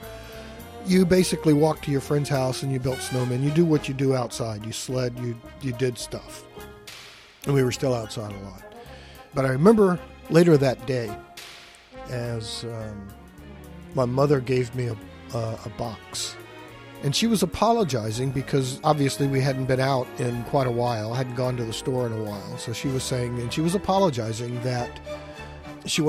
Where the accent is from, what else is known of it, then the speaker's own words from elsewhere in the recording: Richmond, Virginia, United States; a kid growing up in the West End of Richmond, Virginia